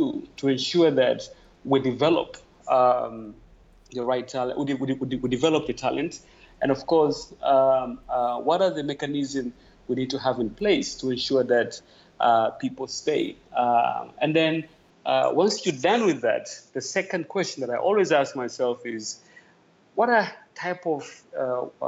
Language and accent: English; Tanzania; moved away as an adult; also born or lived in Europe; now in Togo; I am from Tanzania, East Africa. That's where I grew up and where I was raised. And I migrated to Europe when I was quite a young man.